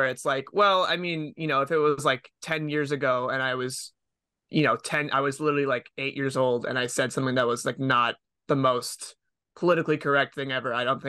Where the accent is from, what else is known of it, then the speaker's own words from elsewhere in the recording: Massachusetts, United States; I'm from Massachusetts. That's kind of why.